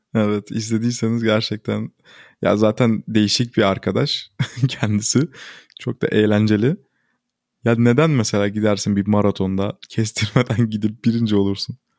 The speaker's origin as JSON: {"language": "Turkish", "country": "Turkey", "first_language": "Turkish"}